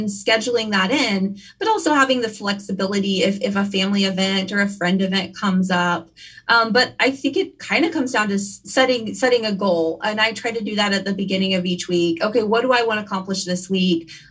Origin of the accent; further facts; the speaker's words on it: Kansas, United States; also born or lived in Wichita, Kansas; I'm from Kansas. I live in Wichita. These are my lakes